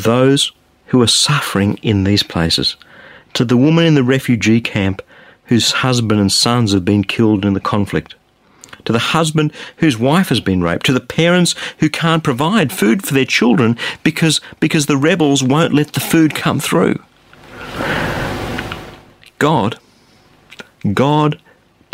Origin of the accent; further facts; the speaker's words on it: Australia; I'm an Australian